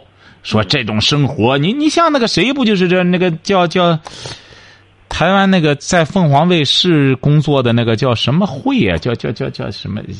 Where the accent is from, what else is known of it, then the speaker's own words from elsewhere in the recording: China; 为什么？我们中国人更不能学这些玩意儿。为什么？我们中国人多